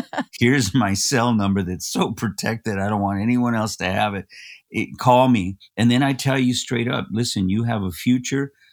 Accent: Los Angeles, California, United States; I was born in East Los Angeles

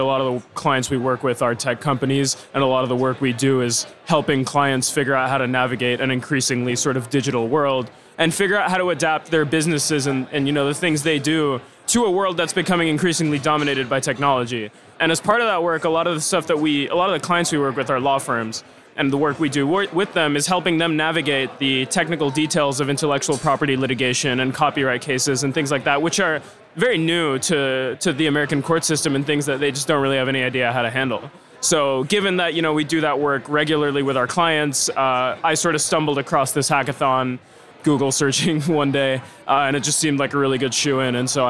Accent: Venezuela; moved away as an adult; now in Canada; born and raised in Venezuela, and spent most of my adult life in Canada.

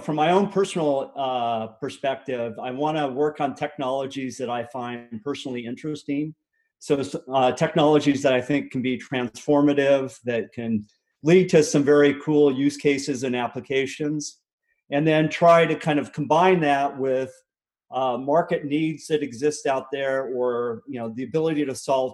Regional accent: Littleton, Colorado, United States; also born or lived in western Nebraska; we moved to a suburb of Denver called Littleton, and that's really where I grew up.

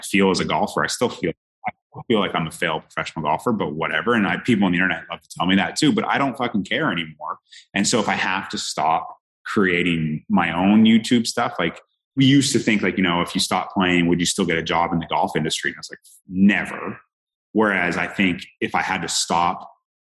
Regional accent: Canada; moved away as an adult; now in Jacksonville, United States; growing up in Canada

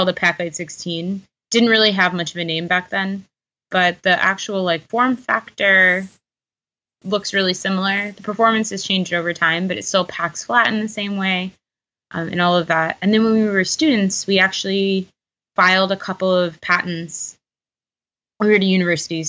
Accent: Houston, Texas, United States; now in Chicago, United States; I'm originally from Houston, Texas

